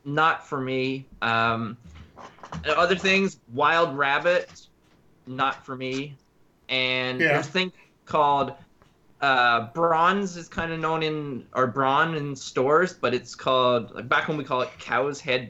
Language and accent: English; Newfoundland and Labrador, Canada; moved away; I'm from Newfoundland